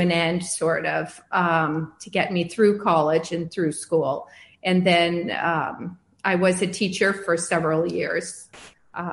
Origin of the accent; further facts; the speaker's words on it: Chicago, Illinois, United States; moved away as an adult; now in Pasadena, United States; I was born in Chicago suburbs, and I lived there until I went to college, and I moved to California